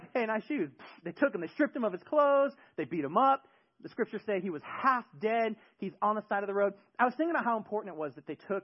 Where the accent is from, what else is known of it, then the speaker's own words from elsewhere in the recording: the Bay Area, California, United States; moved away; In my neighborhood growing up in the Bay Area, we had a street